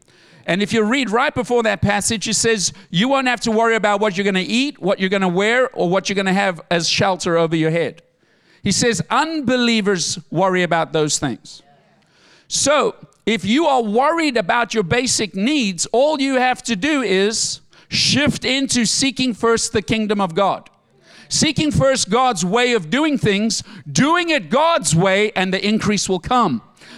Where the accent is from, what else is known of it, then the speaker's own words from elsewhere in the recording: South Africa; moved away; I came from South Africa with a bag of clothing and $22 in my pocket. That's all I came with.